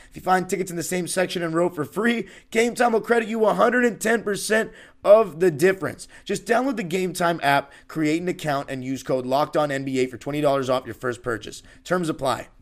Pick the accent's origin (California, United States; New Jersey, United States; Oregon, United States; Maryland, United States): California, United States; Los Angeles; born and raised in Los Angeles